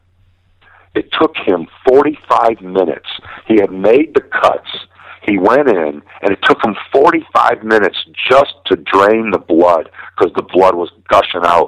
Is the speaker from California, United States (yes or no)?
no; Milwaukee, Wisconsin, United States; now in Las Vegas, United States; I'm from Milwaukee